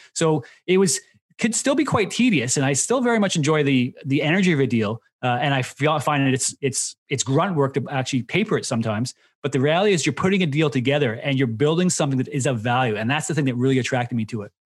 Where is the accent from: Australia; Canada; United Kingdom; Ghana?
Canada; Myself being Canadian, went to school there